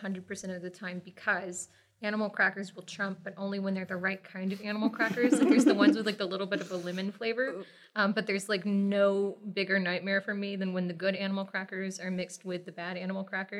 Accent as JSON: {"language": "English", "region": "Texas", "country": "United States", "tie": "born or raised there", "said": "So I grew up in Texas, originally Southeast Texas, River Delta, came up to the Metroplex, Dallas-Fort Worth area when I was, about 6 years old, I think. So I've been here long enough to basically be a native."}